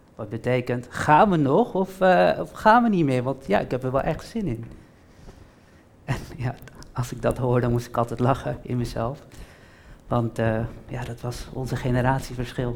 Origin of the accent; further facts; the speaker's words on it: Almere, Flevoland, Netherlands; Waar kom jij vandaan? En dan zeg ik altijd vol trots, Almere